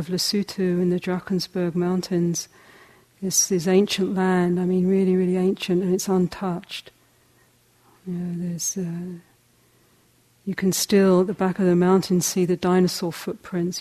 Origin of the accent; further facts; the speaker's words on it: England, United Kingdom; moved away as an adult; also born or lived in South Africa; I'm a hobbit from England.